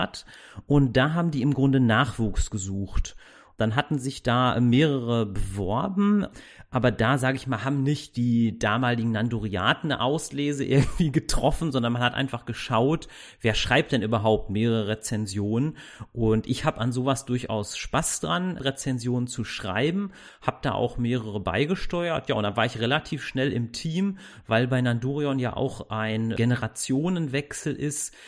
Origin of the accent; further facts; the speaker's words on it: Castrop-Rauxel, North Rhine-Westphalia, Germany; ich komme aus Castrop-Rauxel